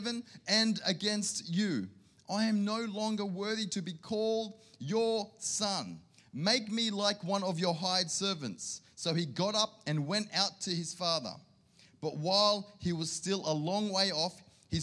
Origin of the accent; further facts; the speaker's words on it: Sydney, New South Wales, Australia; now in Canberra, Australia; I grew up in Sydney